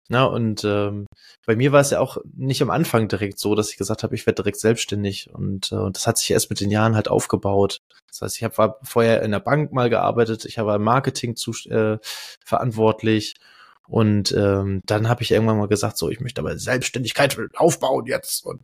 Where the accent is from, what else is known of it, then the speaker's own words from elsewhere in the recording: Vienna, Austria; Ich bin aus Wien.